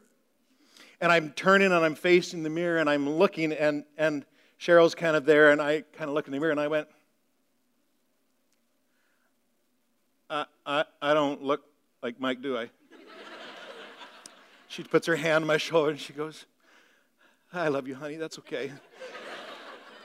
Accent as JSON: {"language": "English", "town": "Meaford", "region": "Ontario", "country": "Canada", "tie": "born or raised there", "moved": "yes", "said": "I grew up in Meaford, Ontario, in the northern part of Ontario"}